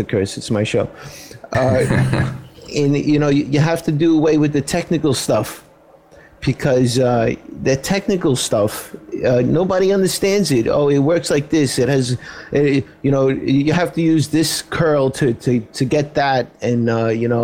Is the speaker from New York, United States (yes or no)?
yes; New York City, New York, United States; I'm from Brooklyn, where most Italians end up